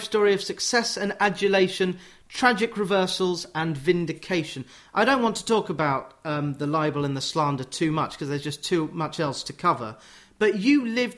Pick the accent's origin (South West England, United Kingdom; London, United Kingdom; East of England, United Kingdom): East of England, United Kingdom; Bushey; I grew up on Grange Road in Bushey, and South Oxy is a footstep away.